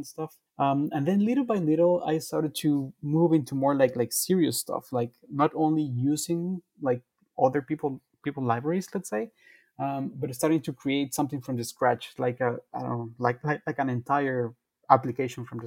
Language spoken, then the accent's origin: English; Guatemala; I'm from Guatemala